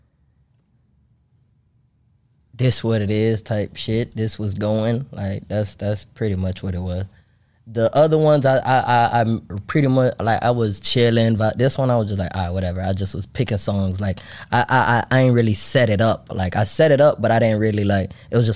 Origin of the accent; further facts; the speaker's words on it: Haiti; now in United States; I was born in Haiti. Then I came here.